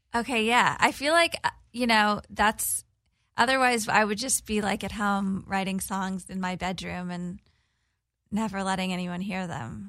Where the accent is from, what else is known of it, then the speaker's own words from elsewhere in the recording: Corpus Christi, Texas, United States; I'm from a small town in Texas on the Gulf of Mexico. Born and raised, my family's still there.